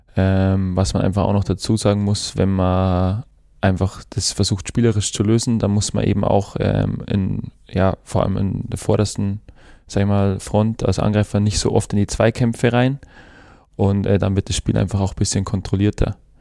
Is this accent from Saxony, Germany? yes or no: no; Kienberg, Bavaria, Germany; now in Ulm, Germany; Ja, Kienberg ist meine Heimat, aber mit Ulm verbinde ich schon äh, eine sehr, sehr tolle Zeit. Aber ja, Kienberg wird immer meine Heimat bleiben. Und da bin ich groß geworden, hatte eine super Kindheit.